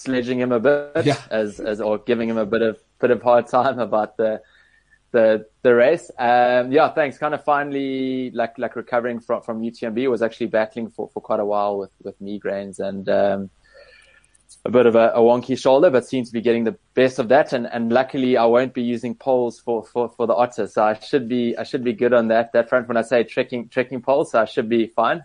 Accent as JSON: {"language": "English", "town": "Cape Town", "region": "Western Cape", "country": "South Africa", "tie": "born or raised there", "said": "growing up in Cape Town"}